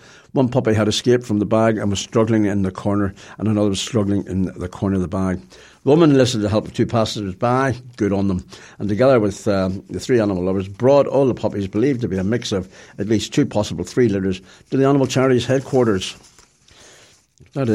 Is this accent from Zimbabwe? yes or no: no; Ireland; I feel ashamed to be Irish